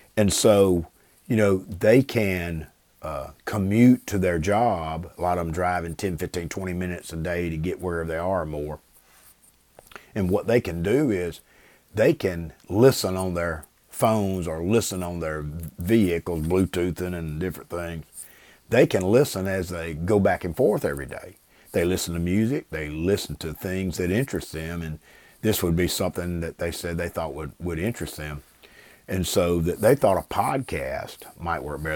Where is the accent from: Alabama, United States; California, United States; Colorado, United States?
Alabama, United States; Brewton; growing up in Bruton to playing football at T R Miller in the seventies